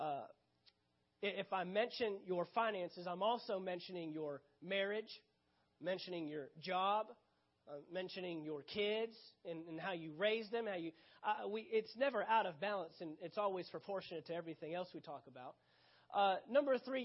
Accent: Dallas, Texas, United States; right where I grew up in the Dallas, Texas area

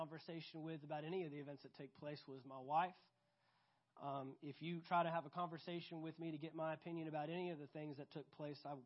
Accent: United States; I'm proud to be an American

